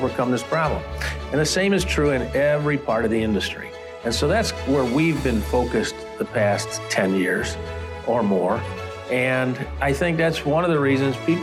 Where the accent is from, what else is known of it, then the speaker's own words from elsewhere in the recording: Southern Illinois, United States; moved away as an adult; now in Chicago, United States; I was born and raised in Southern Illinois